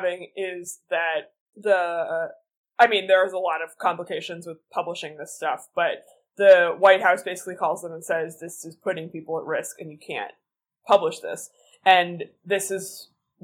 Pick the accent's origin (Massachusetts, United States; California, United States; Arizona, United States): Massachusetts, United States; Boston; I am from Boston